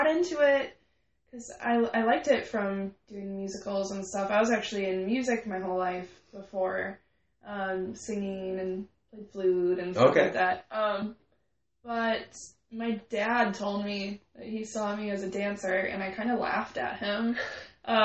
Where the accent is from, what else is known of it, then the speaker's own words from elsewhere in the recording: New Holstein, Wisconsin, United States; moved away as an adult; now in Milwaukee, United States; I'm from, the country. There's, no... Where are you from? New Holstein.